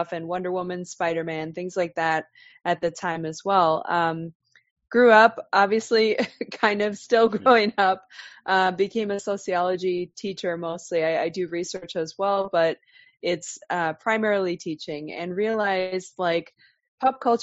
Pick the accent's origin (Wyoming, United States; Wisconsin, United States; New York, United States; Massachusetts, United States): Wisconsin, United States; I am originally from Wisconsin